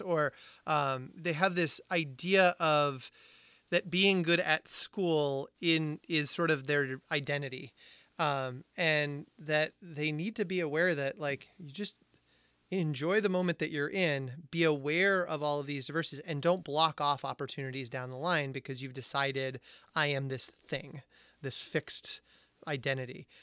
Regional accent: Amherst, Massachusetts, United States; UMass Amherst, which I'm an alumni, alumni of, which is, people say is in the middle of nowhere, which I take a little personally 'cause it was my hometown

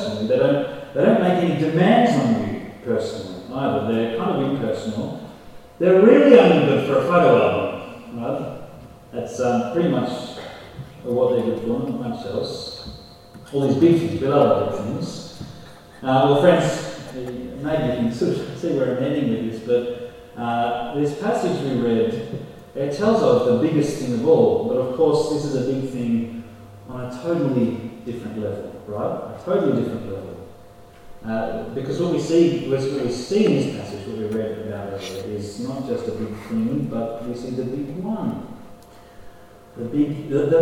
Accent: Tamworth, New South Wales, Australia; I grew up in Tamworth

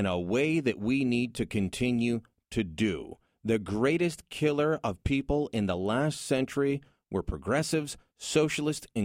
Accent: Hamilton, Ontario, Canada; now in Ottawa, Canada; I'm from Hamilton

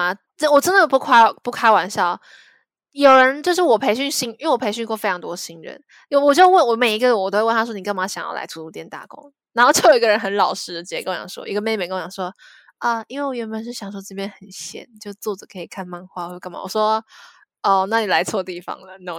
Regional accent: Zhongli, Taoyuan, Taiwan; 因为我在桃园，我我是桃园人，我算中坜人，反正我在桃园那边的。

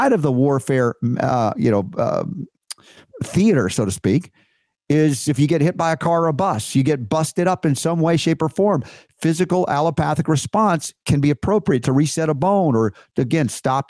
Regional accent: Georgia, United States; also born or lived in the North (US); I grew up in Georgia

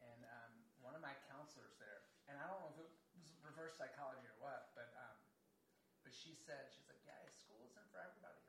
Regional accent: Lansdowne, Maryland, United States; I grew up in Baltimore at a place called Lansdowne, exit 9 off 695. It's in Baltimore County, but it's right next to the city line.

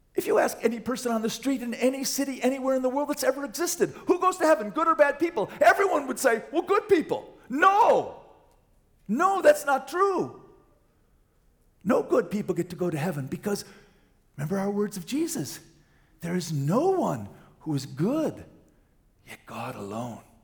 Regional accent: Wisconsin, United States; moved away; I'm from Wisconsin

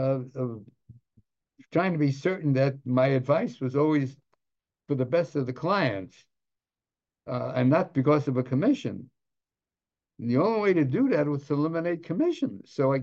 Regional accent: Los Angeles, California, United States; I came from the wrong side of the tracks. I was a kid from Boyle Heights.

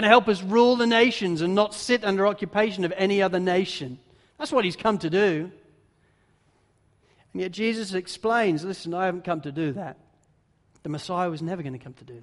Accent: England, United Kingdom; now in Australia; as a pastor and as an English pastor

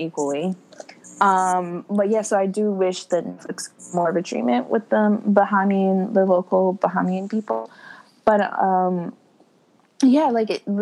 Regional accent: New York, United States; Like I'm not from the islands. My heart and soul is from the islands. I was born here in New York

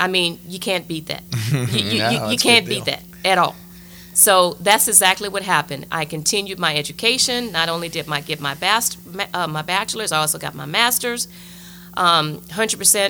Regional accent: Lafayette, Louisiana, United States; moved away as an adult; return back to my hometown

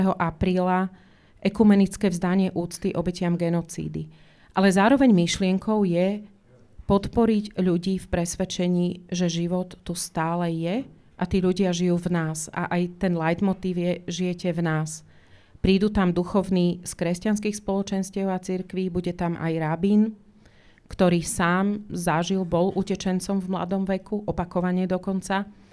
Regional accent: Slovakia; moved away as an adult; also born or lived in United States; now in Žilina, Slovakia; ja sama som odišla z Československa ešte socialistického, teda ja tomu hovorím komunistického Československa v roku 88 s jedným kufrom, bez slovníka, až som teda skončila v Spojených štátoch

